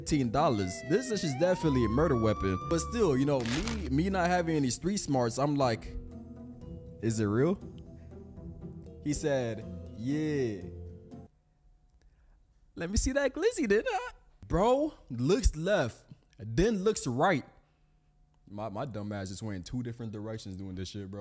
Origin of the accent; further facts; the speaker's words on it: Lake Worth, Florida, United States; I live in Lake Worth, that's all. You know, I'm from Lake Worth